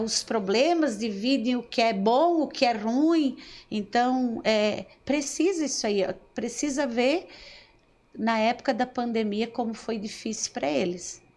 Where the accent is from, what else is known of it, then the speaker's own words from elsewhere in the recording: Nova Veneza, Santa Catarina, Brazil; eu nasci é, no Caravaggio